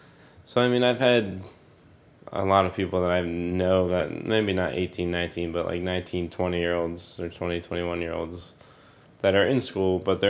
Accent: New Jersey, United States; I will never regret growing up in New Jersey.

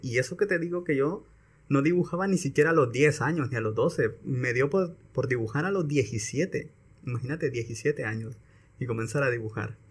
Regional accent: San Pedro Sula, Cortés, Honduras; also born or lived in Santa Bárbara, Honduras; Yo soy de aquí de San Pedro y me mandaron para Santa Bárbara

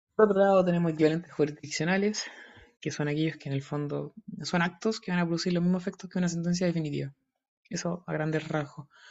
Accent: Talca, Maule, Chile; yo soy de Talca

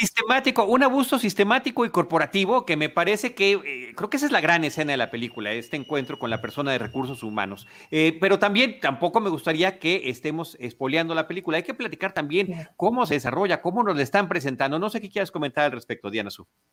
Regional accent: Mexico; now in Mexico City, Mexico; podemos identificarnos como mexicanos por completo

